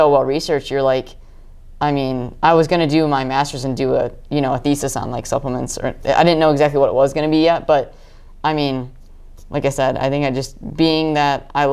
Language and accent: English; Northern Michigan, United States; I grew up in Northern Michigan, which is very rural area